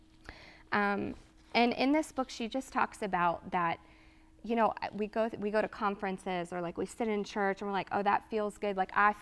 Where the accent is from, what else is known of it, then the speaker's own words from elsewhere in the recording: Texas, United States; moved away as an adult; now in Georgia, United States; I was from Texas and I moved to Georgia